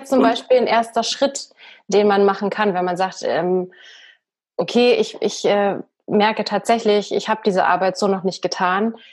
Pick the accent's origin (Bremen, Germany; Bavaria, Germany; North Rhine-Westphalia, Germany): Bavaria, Germany; accent: Bavarian; Sonst müsste ich hier immer noch mit einem bayerischen Dialekt ähm, sprechen. Ich meine, ich, ich liebe meinen Dialekt.